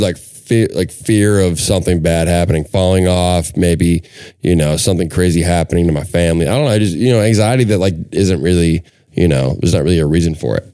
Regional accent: Minnesota, United States; I'm from Minnesota

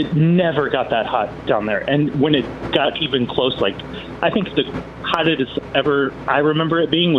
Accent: Tucson, Arizona, United States; now in Chicago, United States; I grew up in Tucson, Arizona

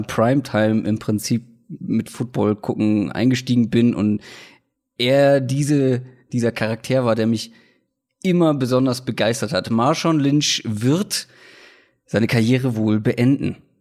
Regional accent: Hamburg, Germany; moved away; wie war es denn überhaupt in meiner Heimatstadt

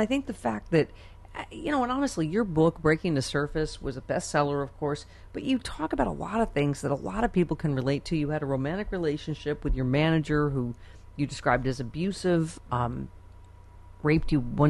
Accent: Buffalo, New York, United States; I'm from Buffalo

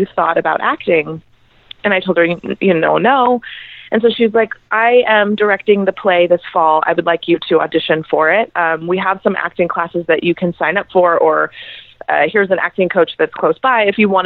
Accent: Lake Arrowhead, California, United States; moved away; I'm from a super small town, and typically I'm from Lake Arrowhead, California, and usually most of the people that I went to high school

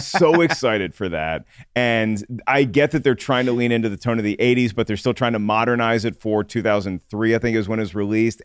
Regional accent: Williamsburg, Virginia, United States; I was in Williamsburg, Virginia, and my older sister and her friends had to drive to Richmond to go see Pulp Fiction

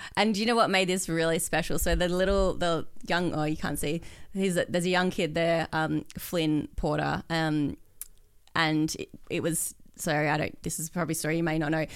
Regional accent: Perth, Western Australia, Australia; moved away as an adult; I grew up in Perth

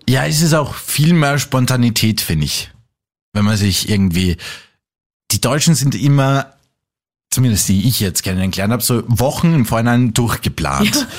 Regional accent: Salzburg, Austria; moved away as an adult; now in Vienna, Austria; ich bin ja eigentlich Salzburger und wie ich nach Wien gekommen bin vor vier Jahren

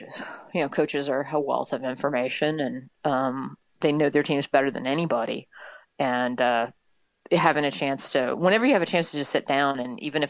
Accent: north of St. Louis, Missouri, United States; moved away as an adult; also born or lived in Tennessee / Newport News, Virginia; now in Overland Park, United States; I am a Midwesterner. I grew up in north of St. Louis

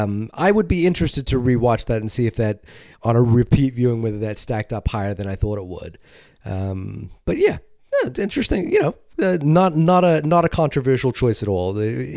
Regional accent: New Zealand; I'm obviously have some particular affection for it because I saw it in my home country, and it's about my home country

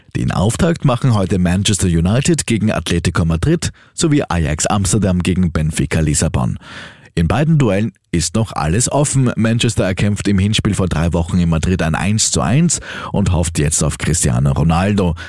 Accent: Austria; bei uns in Österreich

